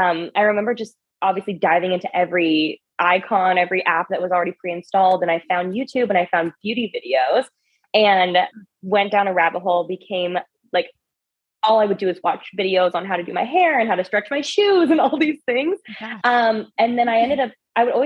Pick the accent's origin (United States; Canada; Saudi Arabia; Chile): United States; Orange County, California; I grew up in Orange County